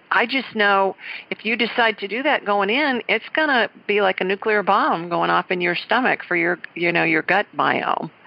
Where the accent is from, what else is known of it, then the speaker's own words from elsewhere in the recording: Columbus, Ohio, United States; I'm from Columbus, Ohio, and I, and I graduated from the Ohio State University